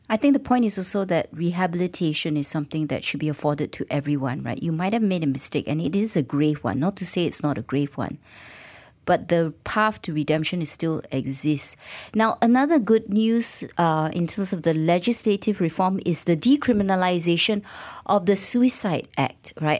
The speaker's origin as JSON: {"language": "English", "country": "Malaysia", "said": "our rights as a Malaysian"}